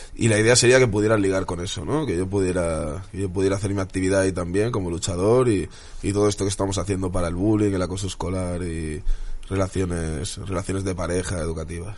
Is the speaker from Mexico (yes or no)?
no; Spain; soy un patriota español, me encanta España, me encantan los españoles